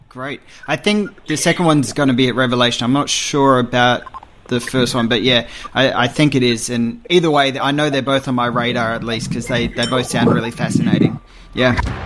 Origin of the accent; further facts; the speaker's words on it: Australia; as an Australian film fan